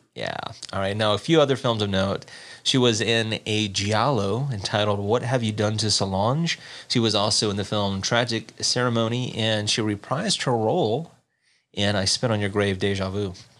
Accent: the South, United States; moved away; I grew up in the South

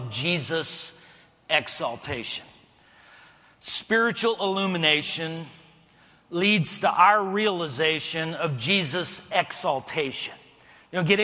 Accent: El Paso, Texas, United States; moved away; I was born and raised in El Paso, Texas

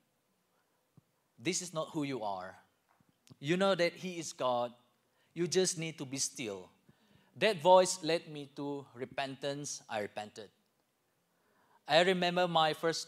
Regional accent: Malaysia; moved away as an adult; now in Lawrence, United States; I'm from Malaysia

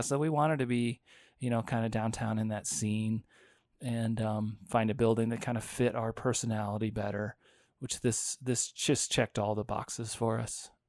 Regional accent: Fort Collins, Colorado, United States; I grew up born and raised in Fort Collins.

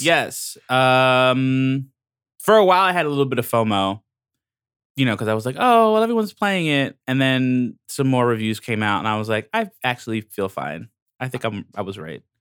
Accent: Long Island, New York, United States; I'm from Long Island

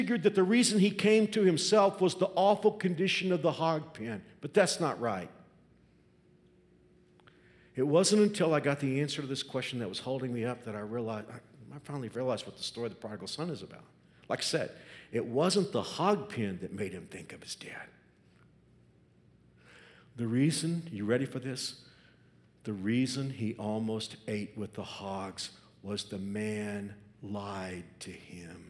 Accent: Texas, United States; moved away as an adult; now in Kansas, United States; When I was a kid growing up in Texas, my grandfather had a farm in South Texas.

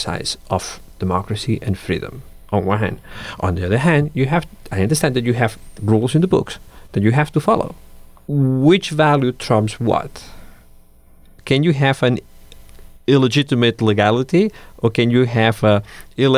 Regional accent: Catalonia, Spain; first language Catalan; English is a second language; moved away; I was born in Catalan culture, this is my first language, this is my culture

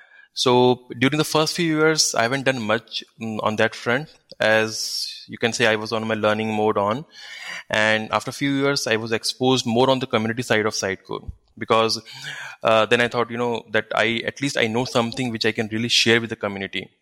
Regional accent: Nainital, Uttarakhand, India; now in Bangalore, India; I'm basically from Nainital, which is a famous hill station in North India.

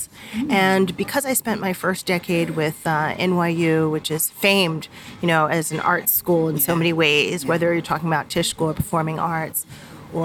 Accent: Bryn Mawr, Pennsylvania, United States; moved away as an adult; also born or lived in Philadelphia, Pennsylvania; now in Accra, Ghana; I like to claim Philadelphia, but I technically grew up in the suburb of outside of Philadelphia. It's called Bryn Mawr.

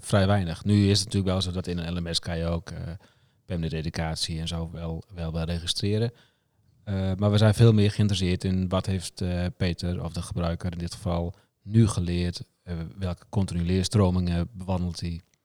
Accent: Friesland, Netherlands; ik kom ook uit Friesland.

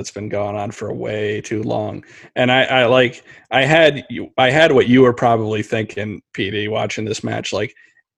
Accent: New York, United States; I'm from New York

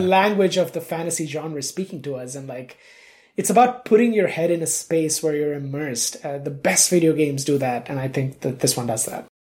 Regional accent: India; I grew up in India. I was born there.

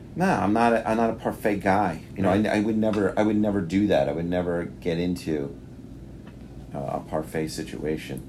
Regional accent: New York, United States; accent: New York; moved away; my New York accent comes out

